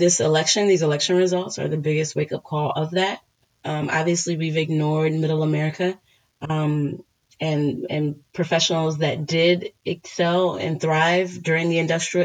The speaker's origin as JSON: {"language": "English", "town": "Washington", "region": "District of Columbia", "country": "United States", "tie": "born or raised there", "said": "I was born in Washington, D.C."}